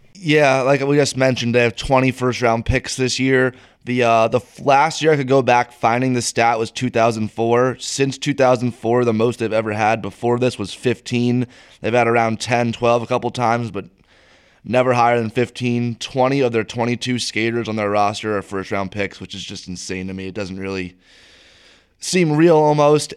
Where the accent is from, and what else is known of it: United States